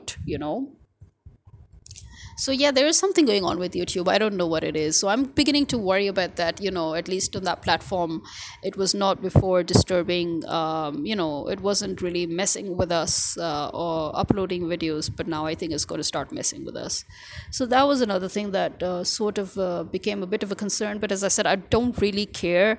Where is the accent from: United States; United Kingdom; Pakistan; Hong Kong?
Pakistan